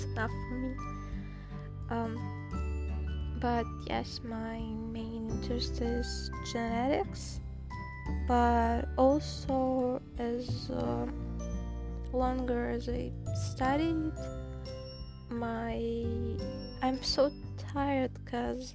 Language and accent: English; Saint Petersburg, Russia; English is a second language; I'm from St. Petersburg